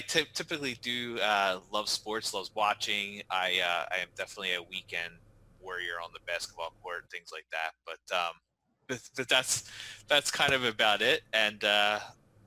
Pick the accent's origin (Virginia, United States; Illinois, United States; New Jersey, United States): New Jersey, United States; I am born and raised in New Jersey